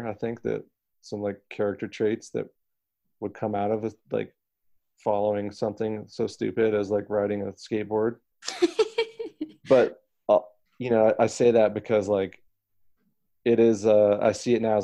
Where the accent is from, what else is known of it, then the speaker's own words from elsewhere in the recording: United States; I have an American passport